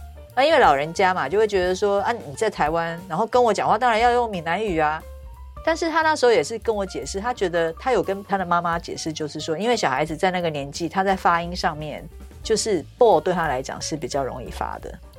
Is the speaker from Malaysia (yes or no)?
yes; Malaysia; 那因为呃小时候住在马来西亚嘛，